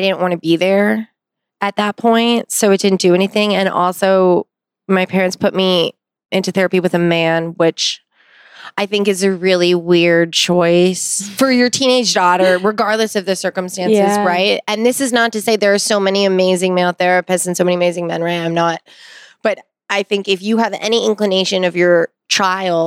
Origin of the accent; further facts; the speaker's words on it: Pasadena, California, United States; I grew up in Pasadena, right outside